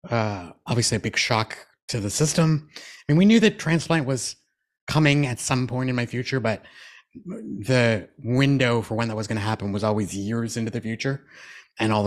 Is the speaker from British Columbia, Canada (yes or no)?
no; Moncton, New Brunswick, Canada; moved away as an adult; also born or lived in Toronto, Ontario; I'm from a family of six. So my three younger brothers and my mom stayed home in Moncton.